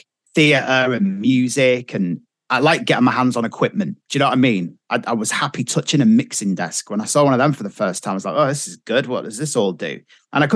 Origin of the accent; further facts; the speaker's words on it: Kirkby-in-Furness, North West England, United Kingdom; I'm from Kirby and Furnace